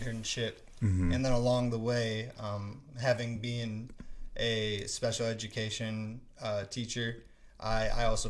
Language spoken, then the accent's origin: English; Franklin, Wisconsin, United States; I was born and raised in Franklin, Wisconsin.